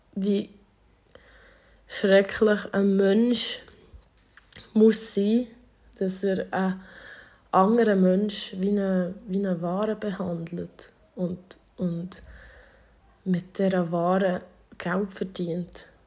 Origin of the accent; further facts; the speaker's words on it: Thun, Bern, Switzerland; ich bin in Thun aufgewachsen